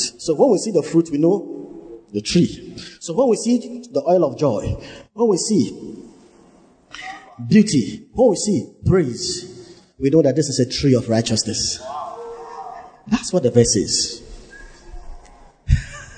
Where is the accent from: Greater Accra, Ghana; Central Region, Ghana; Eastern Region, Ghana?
Central Region, Ghana; Cape Coast; I was born in Cape Coast